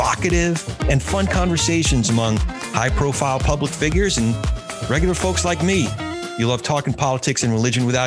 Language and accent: English; New Jersey, United States; we are both the children of educators who also grew up in Jersey